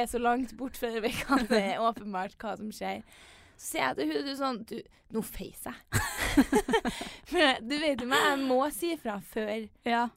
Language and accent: Norwegian; Trondheim, Trøndelag, Norway; jentegjengen eh, hjemme i Trondheim